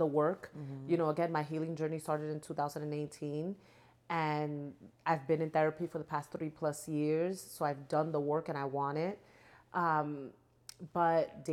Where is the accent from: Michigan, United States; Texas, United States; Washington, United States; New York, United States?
New York, United States; New York City; moved away as an adult; now in California, United States; I'm born and raised in New York, BX stand up, and I now live in California